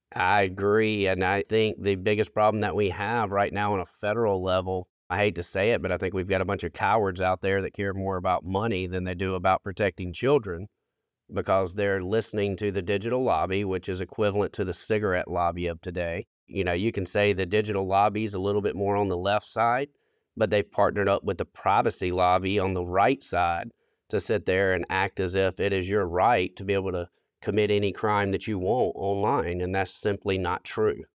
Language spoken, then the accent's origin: English; South Carolina, United States; within my hometown